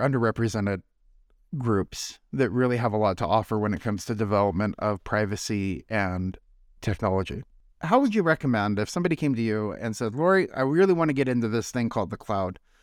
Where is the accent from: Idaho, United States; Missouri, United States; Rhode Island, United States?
Idaho, United States; North; moved away; I grew up in North Idaho